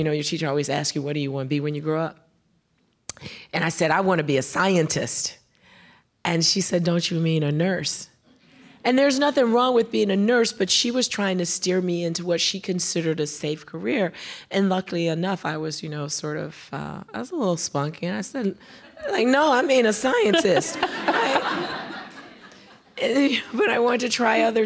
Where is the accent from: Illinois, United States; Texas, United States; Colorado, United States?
Illinois, United States; Chicago; also born or lived in Decatur, Alabama; I was born in Decatur, Alabama, but we left Decatur when I was 3 years old and we moved to Chicago